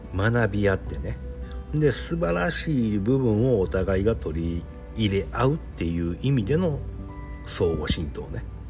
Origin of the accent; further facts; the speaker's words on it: Japan; 日本に生まれてる